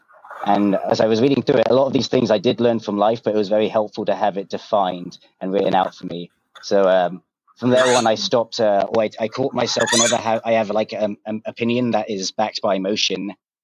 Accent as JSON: {"language": "English", "region": "London", "country": "United Kingdom", "also_born_or_lived": "New York", "moved": "yes", "lives_now": "New Jersey, United States", "said": "I'm from London, but I moved to New York, and then I just moved to Jersey about a year ago."}